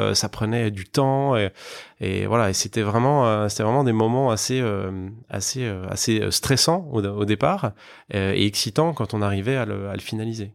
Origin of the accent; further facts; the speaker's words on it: Besançon, Bourgogne-Franche-Comté, France; moved away as an adult; also born or lived in Lyon / Paris / Madrid; je suis originaire de l'est de la France. Je viens d'une petite ville qui s'appelle Besançon. Euh, j'ai fait toutes mes études là-bas